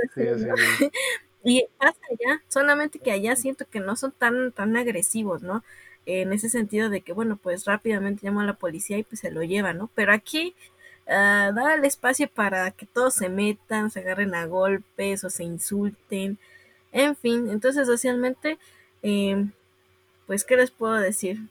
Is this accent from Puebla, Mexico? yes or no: yes; Puebla, Mexico; yo soy de Puebla